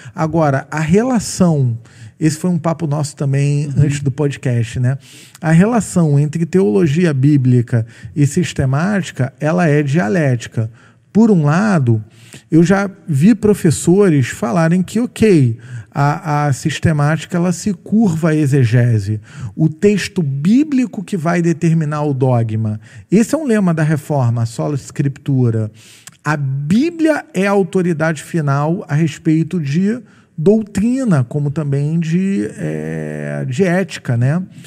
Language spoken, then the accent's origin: Portuguese; Rio de Janeiro, Brazil; eu sou carioca